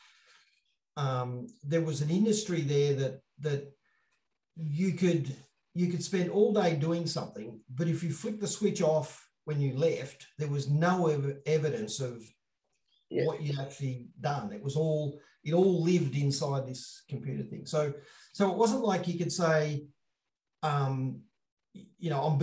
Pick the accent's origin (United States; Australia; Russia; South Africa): Australia; I'm from Australia